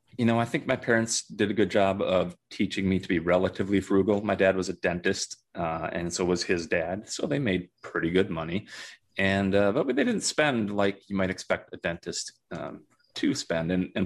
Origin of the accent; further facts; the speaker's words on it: Minnesota, United States; I grew up in Minnesota, went to undergrad and medical school at the University of Minnesota